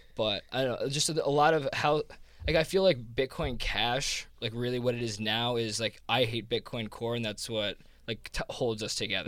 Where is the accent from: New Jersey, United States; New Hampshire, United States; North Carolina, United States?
New Jersey, United States; accent: Jersey; this is my Jersey accent